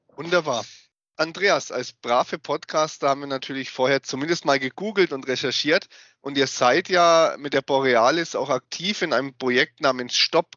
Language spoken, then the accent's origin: German; Germany; bei uns in Deutschland